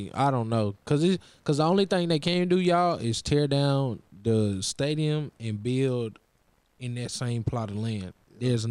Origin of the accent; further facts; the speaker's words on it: Nashville, Tennessee, United States; Shout out my hometown, yeah.